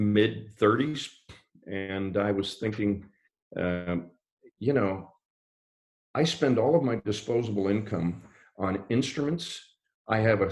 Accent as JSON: {"language": "English", "town": "Pittsburgh", "region": "Pennsylvania", "country": "United States", "moved": "yes", "said": "I'm from Pittsburgh"}